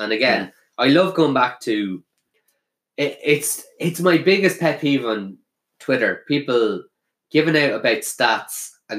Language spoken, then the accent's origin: English; North Kildare, Leinster, Ireland; We're from North Kildare, lads.